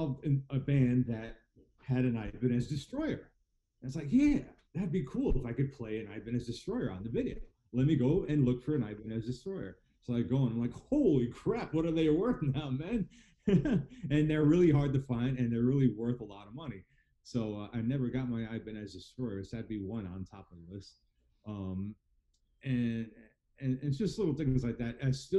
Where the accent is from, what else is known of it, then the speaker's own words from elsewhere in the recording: New York City, New York, United States; now in Wall Township, United States; I'm from Queens